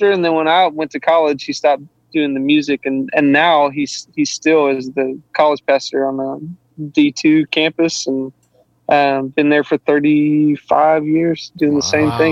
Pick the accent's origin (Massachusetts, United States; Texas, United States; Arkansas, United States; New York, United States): Arkansas, United States; Southeast; Grew up in Southeast Arkansas